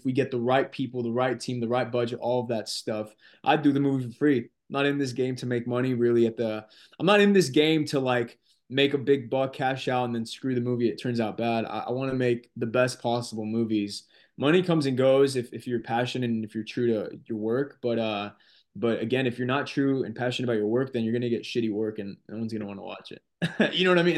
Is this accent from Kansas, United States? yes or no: no; Corona, California, United States; my hometown is Corona, California